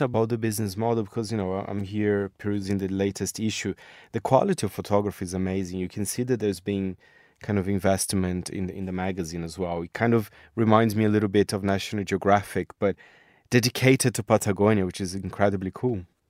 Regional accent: Brazil; I'm from Brazil

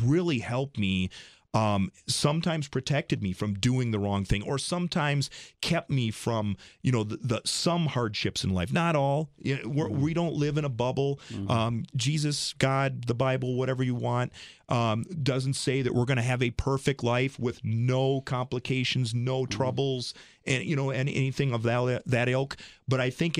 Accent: Rice Lake, Wisconsin, United States; this little guy growing up in Rice Lake, Wisconsin

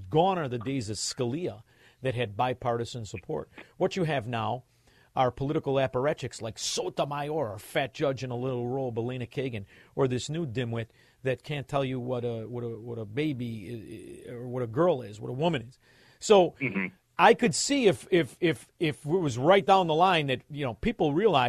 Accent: Chicago, Illinois, United States; I'm from Chicago

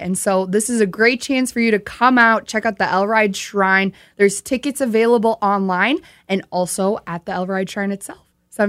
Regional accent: Sioux Falls, South Dakota, United States; It was one of my favorite things to do when I was a kid growing up in Sioux Falls.

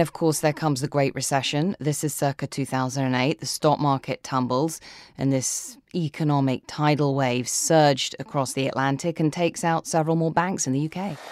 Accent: United Kingdom; I'm the daughter of immigrants, and my parents came to this country. And, uh, I've always thought of myself as being British.

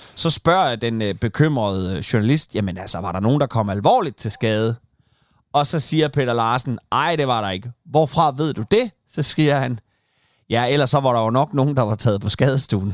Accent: Kalundborg, Zealand, Denmark; born or raised there; moved away

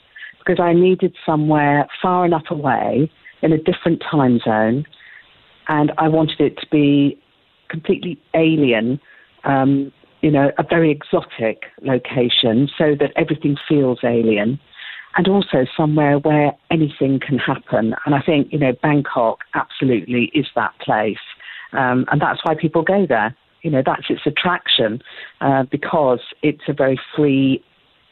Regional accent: United Kingdom; I'm being very British about this

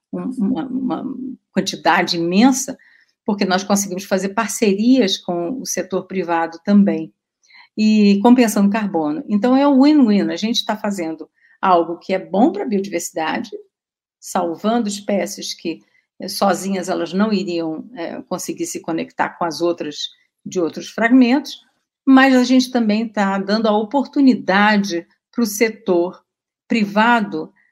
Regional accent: São Paulo, Brazil; born there; a gente nasceu no Pontal do Paranapanema, que é no extremo oeste do estado de São Paulo.

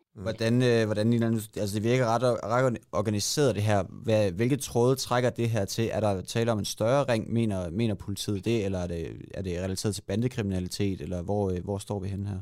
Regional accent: Denmark; jeg kommer jo selv fra Jylland

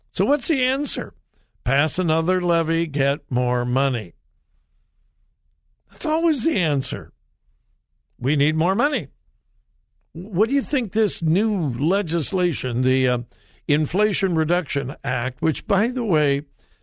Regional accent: Los Angeles, California, United States; My hometown of Los Angeles

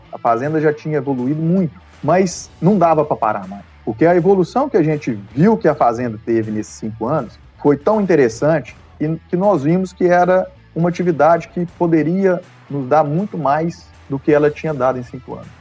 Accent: Pompeu, Minas Gerais, Brazil; fui nascido e criado aqui em Pompeu

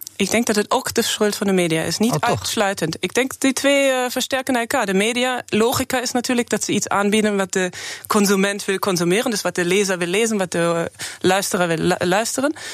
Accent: Germany; Dutch is a second language; moved away as an adult; now in Netherlands; Ik ben geboren in Duitsland

